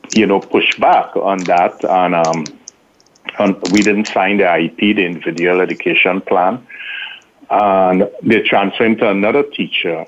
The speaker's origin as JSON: {"language": "English", "country": "Trinidad & Tobago", "tie": "born or raised there", "moved": "yes", "said": "I grew up in Trinidad"}